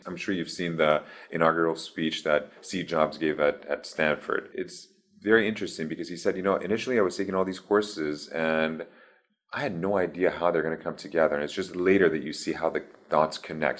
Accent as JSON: {"language": "English", "country": "Iran", "tie": "born or raised there", "also_born_or_lived": "Baton Rouge, Louisiana, United States", "moved": "yes", "said": "So I was born in Baton Rouge, in Louisiana. And then at the age of three and a half, we moved to Iran"}